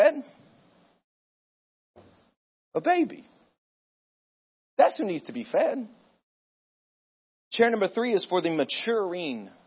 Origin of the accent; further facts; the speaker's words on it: Pensacola, Florida, United States; I actually grew up in Pensacola, Florida. I'm from Florida